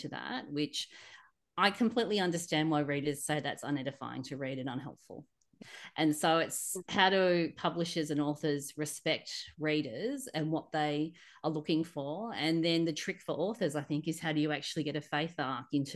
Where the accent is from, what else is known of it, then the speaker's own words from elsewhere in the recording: Australia; being an Aussie